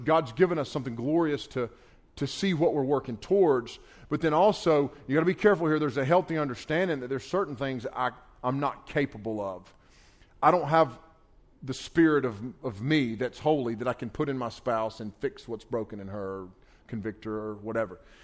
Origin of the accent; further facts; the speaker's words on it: United States; I grew up on the Pigeon River, not far from here. I grew up right on the Pigeon River